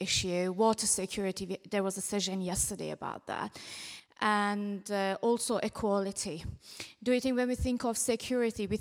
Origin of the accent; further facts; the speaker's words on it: Iran; moved away; also born or lived in Bradford; I'm originally from Iran